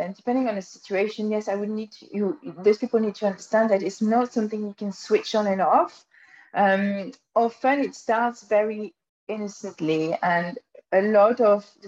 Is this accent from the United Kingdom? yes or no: no; France; accent: French; English is a second language; moved away; with my funny French accent